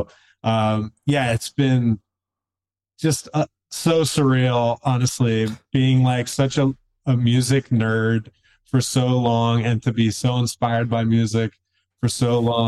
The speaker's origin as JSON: {"language": "English", "town": "Philadelphia", "region": "Pennsylvania", "country": "United States", "lives_now": "Asheville, United States", "said": "I'm originally from the Philly area."}